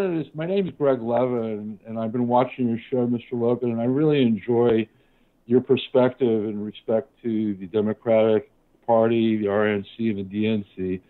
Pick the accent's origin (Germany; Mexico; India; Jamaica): Jamaica; now in New York, United States; And as a Jamaican, I call myself laughingly. My sons were born in Jamaica.